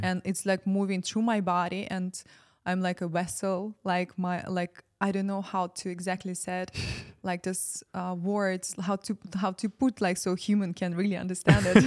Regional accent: Ukraine; moved away as an adult; I'm from Ukraine

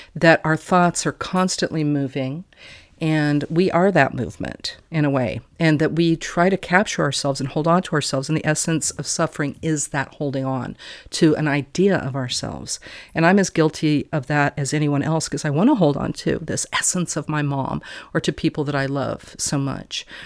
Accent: Wyoming, United States; also born or lived in Texas; I was born in Texas and I was brought up in Wyoming

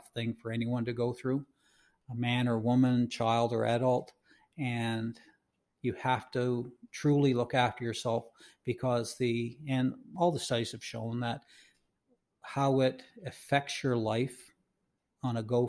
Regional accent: Canada

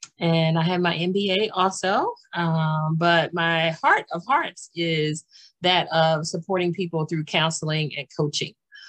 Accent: Washington, District of Columbia, United States; born there; also born or lived in Maryland / Pennsylvania / New Jersey / North Carolina; I was born in Washington, D.C., and I've lived in Maryland and Pennsylvania and New Jersey. And Pennsylvania. And then we went to North Carolina and also lived in Georgia.

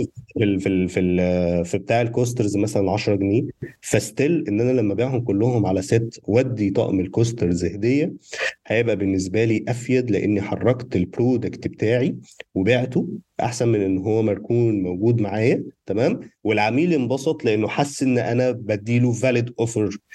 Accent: Egypt; احنا هنا كمصريين

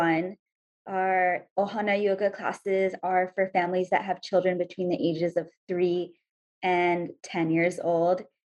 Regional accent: India; now in Hawaii, United States; I'm Indian.

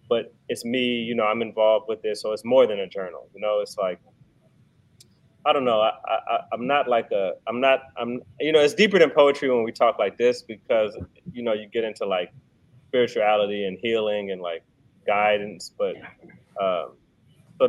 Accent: D.C. / Maryland, United States; moved away as an adult; also born or lived in Baton Rouge, Louisiana / Washington, D.C. / Frederick, Maryland; now in New Orleans, United States; I'm from Baton Rouge. I'm from Louisiana, but I grew up in D.C. in Maryland. Went to pretty much, elementary, really middle school to high school up there

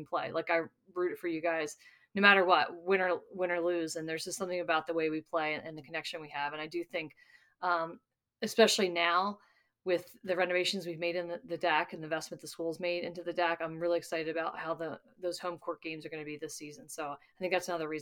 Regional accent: Ellicott City, Maryland, United States; moved away; I'm from Ellicott City, Maryland, which is right between Baltimore and Washington

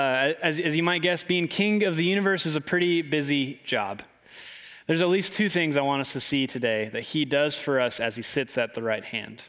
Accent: Clarksville, Tennessee, United States; I grew up in Clarksville, Tennessee

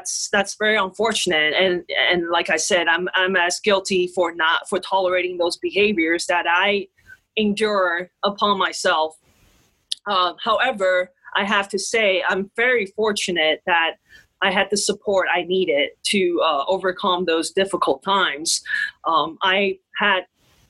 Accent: Taiwan; moved away; I'm from Taiwan

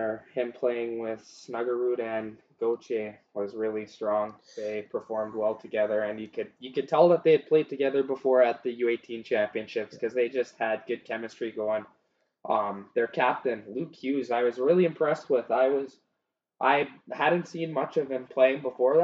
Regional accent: Canada; even though I'm Canadian

